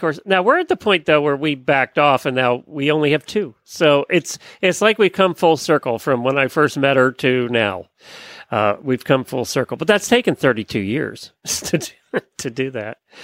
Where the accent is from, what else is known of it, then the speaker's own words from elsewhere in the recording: Lancaster County, Pennsylvania, United States; now in Ocala, Florida, United States; I grew up in Lancaster County, Pennsylvania, so I knew a lot of them.